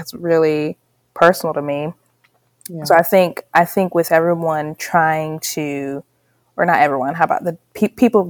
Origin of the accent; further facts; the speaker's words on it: Charlotte, North Carolina, United States; also born or lived in Kinshasa, Democratic Republic of the Congo; I was born in the Congo, but raised in North Carolina